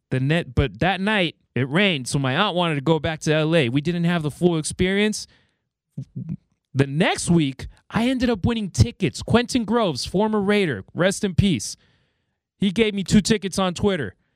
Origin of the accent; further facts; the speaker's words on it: Mexico; So she took us to Mexico, and I grew up in Mexico. I lived out there for 12 years.